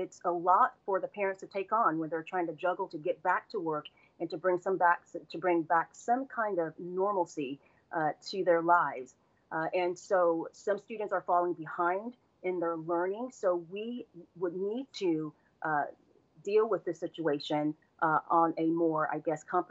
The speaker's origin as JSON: {"language": "English", "town": "Orlando", "region": "Florida", "country": "United States", "tie": "born or raised there", "also_born_or_lived": "Washington, D.C.", "said": "I was born and raised here in Orlando, so this community is near and dear to my heart"}